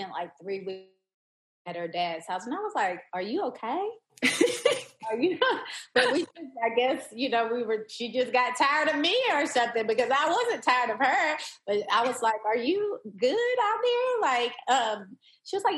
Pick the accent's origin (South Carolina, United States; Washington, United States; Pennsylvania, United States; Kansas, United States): South Carolina, United States; Lancaster; both of my grandparents were educators in my hometown of Lancaster, South Carolina.